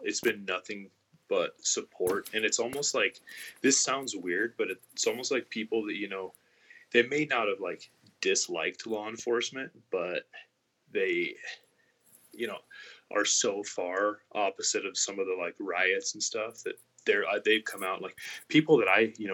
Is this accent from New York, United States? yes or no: no; Colorado, United States; moved away as an adult; also born or lived in Wyoming; now in Casper, United States; I am from Colorado